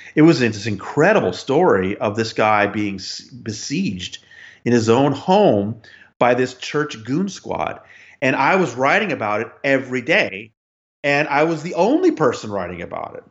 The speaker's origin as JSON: {"language": "English", "town": "Los Angeles", "region": "California", "country": "United States", "tie": "born or raised there", "also_born_or_lived": "Phoenix", "moved": "yes", "said": "I got transferred to their Los Angeles paper, back to my hometown"}